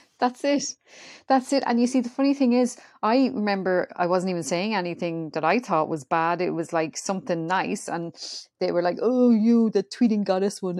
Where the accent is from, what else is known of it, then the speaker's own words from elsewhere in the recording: Ireland; I'm Irish.